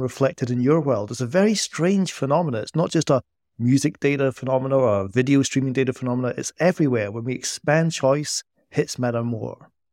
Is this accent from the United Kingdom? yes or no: yes; Scotland, United Kingdom; accent: Scottish; my Scottish accent